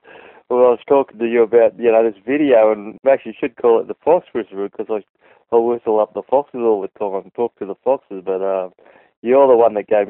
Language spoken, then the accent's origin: English; Australia; born there; all my family's born in Papua New Guinea, but I was born in Australia.